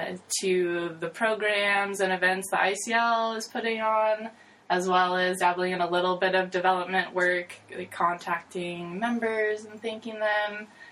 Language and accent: English; Seattle, Washington, United States; also born or lived in Philippines; I was born and raised in the Seattle area.